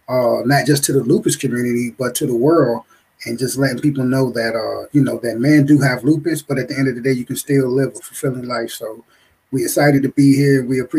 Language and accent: English; Virginia, United States; I'm from Virginia.